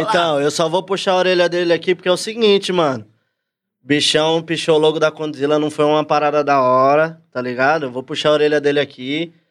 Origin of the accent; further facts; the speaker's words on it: São Paulo, Brazil; eu nasci na mesma quebrada que ele, sou lá do Cangaíba, Zona Leste